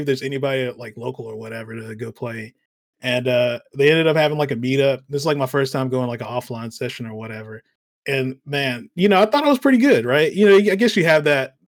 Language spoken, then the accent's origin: English; Alabama, United States; I'm from Alabama.